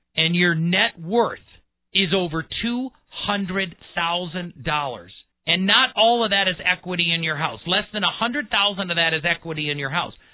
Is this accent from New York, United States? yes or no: no; Wisconsin, United States; I grew up in Wisconsin and I went to school in La Crosse, Wisconsin